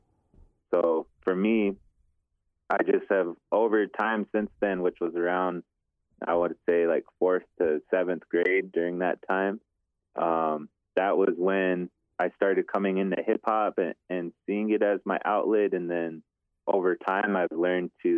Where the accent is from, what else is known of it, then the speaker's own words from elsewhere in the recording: Eagle Butte, South Dakota, United States; also born or lived in Crow Creek / Fort Thompson; I grew up in Eagle Butte and Crow Creek, Fort Thompson area